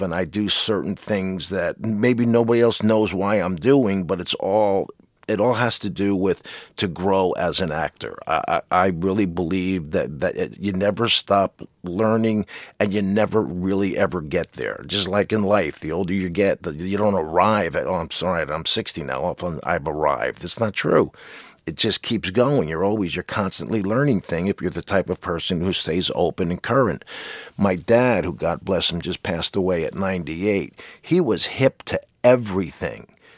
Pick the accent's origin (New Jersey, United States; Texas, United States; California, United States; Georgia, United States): New Jersey, United States; I'm a jock from New Jersey